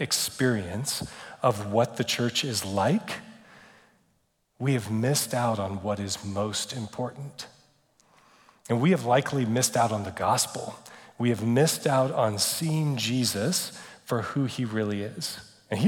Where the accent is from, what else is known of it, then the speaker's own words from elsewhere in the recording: United States; we're too American. We're very American